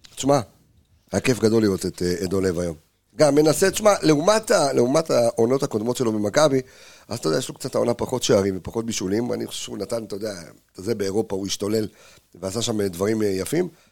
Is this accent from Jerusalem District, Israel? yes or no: yes; Jerusalem, Jerusalem District, Israel; אני ירושלמי